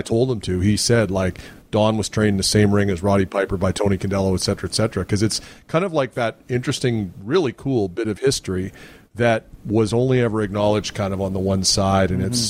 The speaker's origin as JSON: {"language": "English", "town": "Winnipeg", "region": "Manitoba", "country": "Canada", "said": "I'm from Winnipeg."}